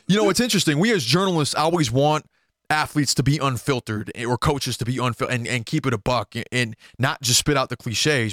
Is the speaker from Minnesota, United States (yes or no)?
yes; Minneapolis–Saint Paul, Minnesota, United States; in my hometown of the Twin Cities